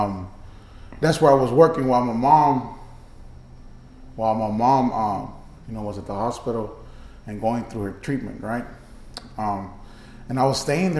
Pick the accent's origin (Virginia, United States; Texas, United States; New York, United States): Texas, United States; Brownsville; now in Houston, United States; I'm from the Valley. I'm from Brownsville, Texas. So all my family is over there